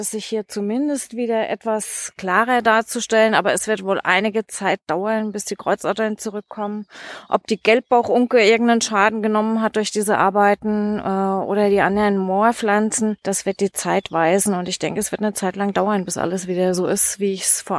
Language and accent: German; Biebergemünd, Hesse, Germany; also Bibergemündkassel im landläufigen Umgangston, das Besenkassel ein kleiner Ortsteil von Bibergemünd. Ich bin hier geboren, aufge